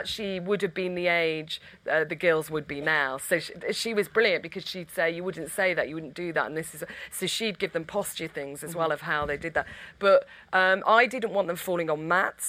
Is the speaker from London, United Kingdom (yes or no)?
no; Stockport, North West England, United Kingdom; We're from Stockport. We're actually from the same. We didn't go to the same school